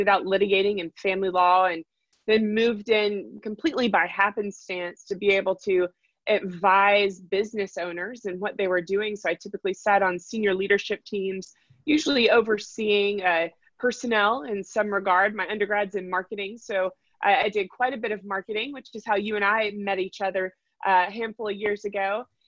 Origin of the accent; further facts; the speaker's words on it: Raleigh, North Carolina, United States; And in fact, I'm a sixth generation North Carolinian. So I have lived my entire life here, born and raised in Raleigh, North Carolina.